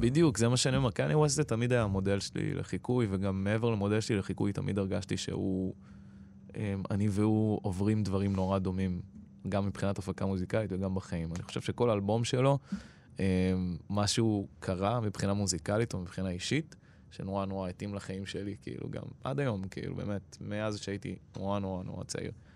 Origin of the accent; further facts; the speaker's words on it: Israel; first language Persian; Hebrew is a second language; אימא שלי הייתה בת עשרים ושתיים כשהיא עלתה, כשהיא הייתה בת עשרים ושלוש אני נולדתי